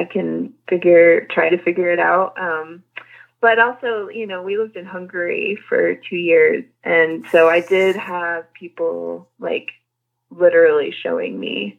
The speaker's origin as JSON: {"language": "English", "region": "New Mexico", "country": "United States", "tie": "born or raised there", "also_born_or_lived": "Albuquerque, New Mexico", "said": "I grew up in New Mexico. I was born in Albuquerque, but I grew up in like a tiny, tiny little town in the country."}